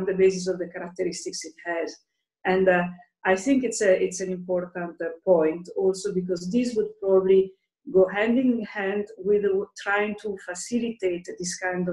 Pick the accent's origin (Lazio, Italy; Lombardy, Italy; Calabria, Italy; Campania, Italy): Lombardy, Italy; now in Brussels, Belgium; I'm Italian, so, and I'm actually from Lombardy, so I my family is in Lombardy, and I've been in Brussels